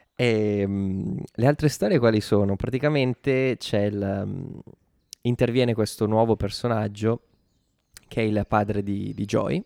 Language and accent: Italian; Italy